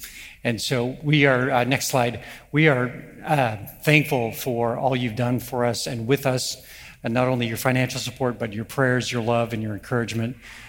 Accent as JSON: {"language": "English", "country": "Canada", "said": "since I'm from Canada, I would say, thanks a lot, eh?"}